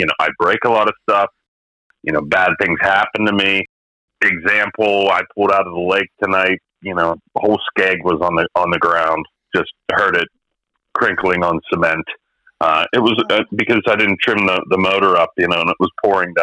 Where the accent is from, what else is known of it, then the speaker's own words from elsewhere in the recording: McKeesport, Pennsylvania, United States; I'm from McKeesport, Pennsylvania